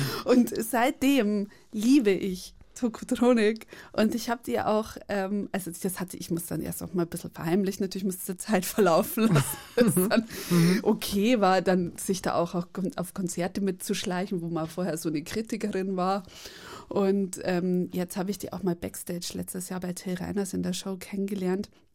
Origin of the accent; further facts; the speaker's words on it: Bavaria, Germany; ich komme einfach aus Bayern, wir sprechen alles falsch ja, aus